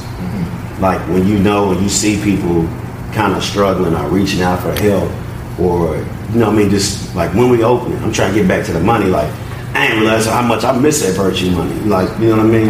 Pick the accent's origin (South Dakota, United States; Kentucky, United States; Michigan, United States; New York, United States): Kentucky, United States; Louisville; growing up in the West End, just having to watch your surroundings